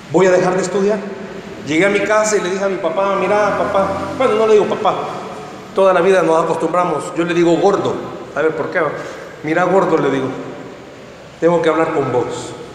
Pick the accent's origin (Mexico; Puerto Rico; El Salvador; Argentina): El Salvador; San Salvador; Soy de San Salvador